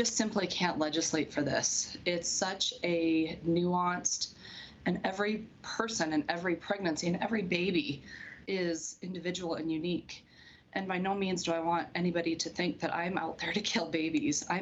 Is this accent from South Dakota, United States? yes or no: yes; Spearfish, South Dakota, United States; I grew up in Spearfish, attending USD for both college and medical school. I'm a South Dakota woman